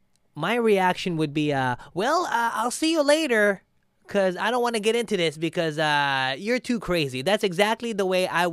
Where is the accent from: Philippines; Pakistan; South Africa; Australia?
Philippines; I'm not Hawaiian. I am Filipino. Very close.